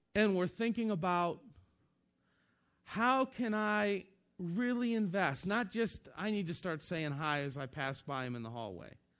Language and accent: English; Northeastern Ohio, United States; moved away as an adult; also born or lived in Kentucky; I was born and raised in Northeastern Ohio